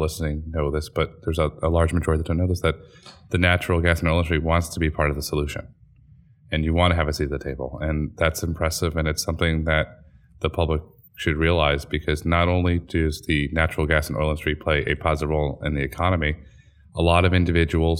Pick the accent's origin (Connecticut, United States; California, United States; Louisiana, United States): Connecticut, United States; I grew up in Connecticut, and it gets very cold in Connecticut